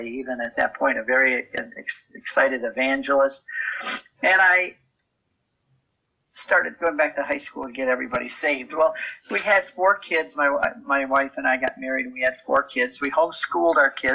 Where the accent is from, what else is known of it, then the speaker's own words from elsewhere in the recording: Detroit, Michigan, United States; I was born in Detroit, Michigan